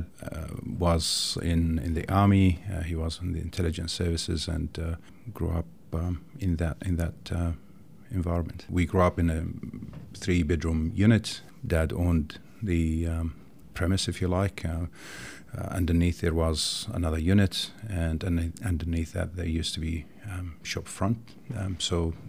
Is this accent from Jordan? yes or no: yes; Jordan; now in Tasmania, Australia; I grew up in Jordan, a small country in the Middle East, to a loving family